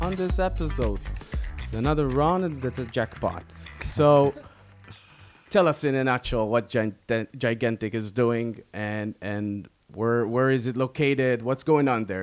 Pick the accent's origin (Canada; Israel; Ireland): Israel; We are two entrepreneurs from Israel